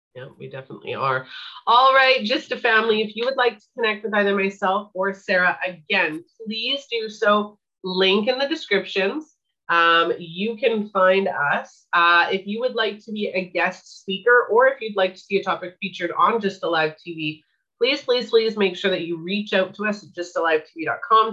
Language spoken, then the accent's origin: English; Winnipeg, Manitoba, Canada; I grew up in Winnipeg, Manitoba, Canada